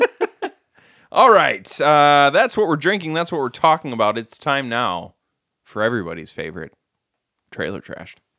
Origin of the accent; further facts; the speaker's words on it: Michigan, United States; we're from Michigan